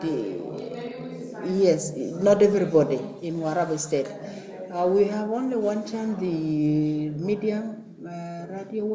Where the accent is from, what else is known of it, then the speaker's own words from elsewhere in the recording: South Sudan; I come from South Sudan